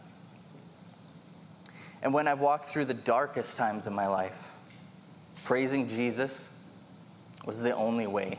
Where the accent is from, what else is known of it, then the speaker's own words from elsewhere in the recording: Vancouver, British Columbia, Canada; moved away; But I was originally from Vancouver in 1998. My family moved out here, and so I begrudgingly came with them.